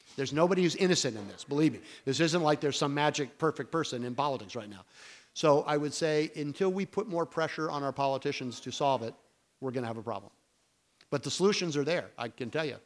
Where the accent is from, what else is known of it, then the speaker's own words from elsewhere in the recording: United States; also born or lived in Connecticut / Texas; I grew up in Connecticut and Texas